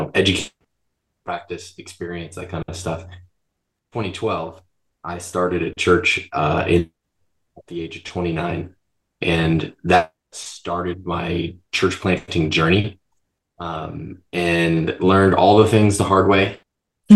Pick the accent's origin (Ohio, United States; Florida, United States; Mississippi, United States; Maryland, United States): Florida, United States; moved away as an adult; now in Boise, United States; I was born and raised in Florida